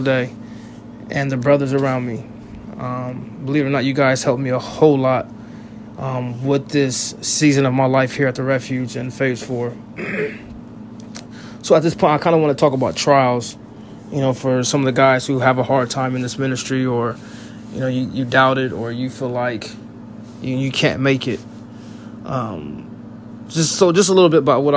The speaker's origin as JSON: {"language": "English", "town": "Russellville", "region": "Ohio", "country": "United States", "said": "I'm from Russellville, Ohio"}